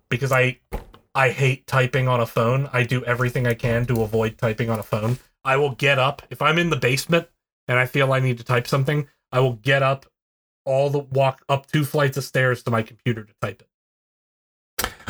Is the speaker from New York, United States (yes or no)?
no; West Virginia, United States; I'm from West Virginia, so I have to pronounce every